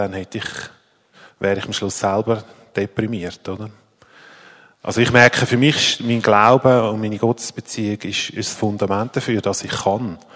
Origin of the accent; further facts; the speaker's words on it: Zurich, Switzerland; Ich komme ursprünglich aus dem Zürich Oberland und wohne seit bald 13 Jahren in Zürich